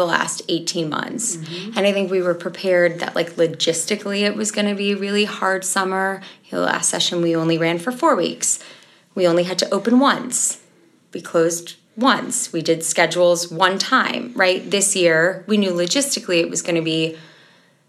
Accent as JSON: {"language": "English", "town": "Chicago", "region": "Illinois", "country": "United States", "said": "I'm from Chicago, Illinois"}